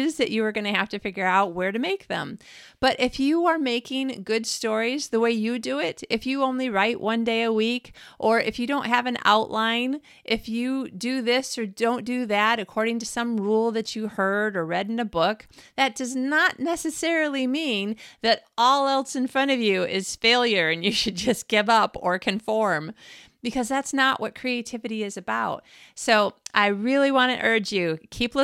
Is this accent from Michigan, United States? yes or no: yes; Michigan, United States; moved away as an adult; now in Sweden; I'm from Michigan